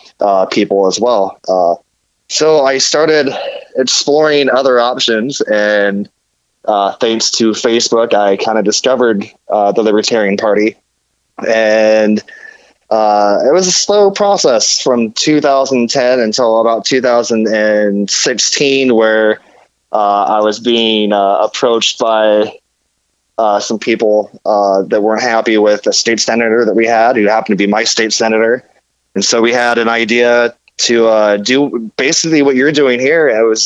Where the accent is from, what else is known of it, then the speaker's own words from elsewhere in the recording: Nebraska, United States; moved away as an adult; now in Indianapolis, United States; I'm originally from Nebraska. I've been here in Indiana since March of 2017